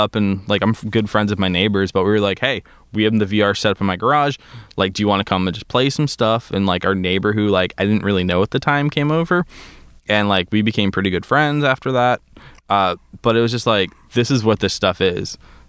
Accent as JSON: {"language": "English", "town": "Princeton", "region": "New Jersey", "country": "United States", "also_born_or_lived": "Bermuda / New Hampshire", "said": "My whole story is I'm from Princeton, New Jersey. Okay. I grew up in Bermuda for a little bit. Moved back to New Jersey, New Hampshire, and then out here a little over 10 years ago for college."}